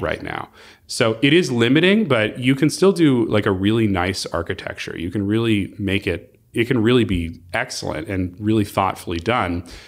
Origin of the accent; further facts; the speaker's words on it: Palos Verdes Estates, California, United States; also born or lived in Arizona; I was raised in Palos Verdes Estates. I grew up here.